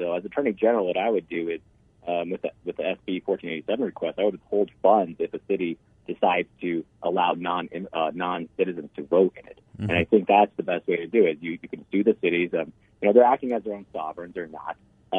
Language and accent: English; Scottsdale, Arizona, United States; I'm from Scottsdale.